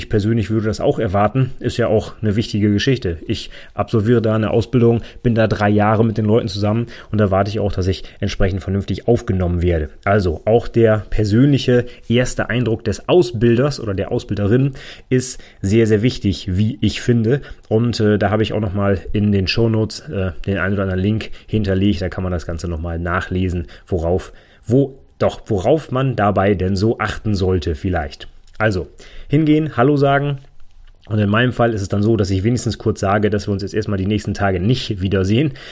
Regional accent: Northern Germany, Germany; Ne, bei uns im Norden, da sagen auch wirklich Moin.

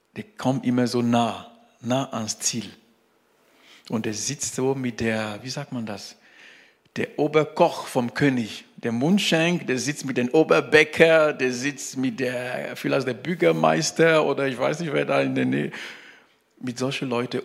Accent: Cameroon; German is a second language; now in Germany; bei uns, äh, wo, wo ich geboren bin, in Kamerun

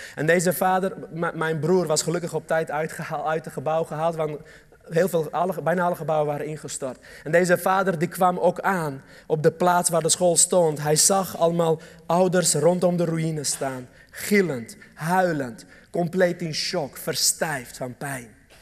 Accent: Armenia; Dutch is a second language; now in Netherlands; Armenië, een land waar ik vandaan kom

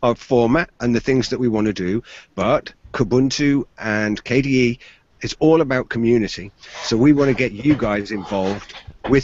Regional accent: Exeter, South West England, United Kingdom; I'm from Exeter in the southwest of the UK

